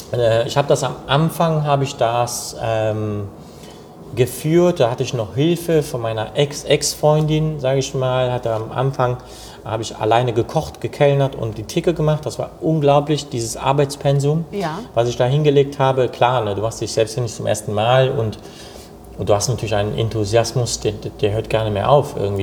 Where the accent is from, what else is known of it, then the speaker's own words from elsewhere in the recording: Cologne, North Rhine-Westphalia, Germany; Ich bin hier in Köln geboren und äh, groß geworden, aufgewachsen